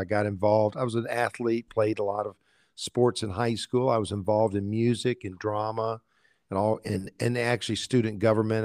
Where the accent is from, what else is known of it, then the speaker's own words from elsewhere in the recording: Columbia, South Carolina, United States; also born or lived in Valdosta, Georgia; our family picked up and moved to Columbia, South Carolina, where I grew up. So actually, I went to, I grew up in Columbia all of my life.